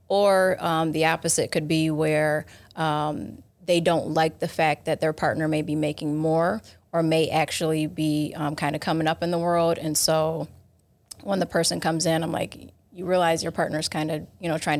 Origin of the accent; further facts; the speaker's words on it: Rochester, New York, United States; I'm from Rochester, New York, so about an hour away from here.